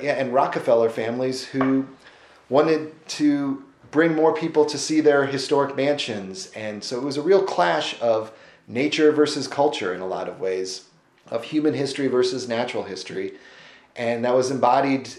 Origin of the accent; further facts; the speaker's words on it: the Ozarks of Missouri, United States; moved away as an adult; also born or lived in Emory, Virginia; now in Asheville, United States; originally from the Ozarks of Missouri, but as soon as I could, I moved to the Appalachians.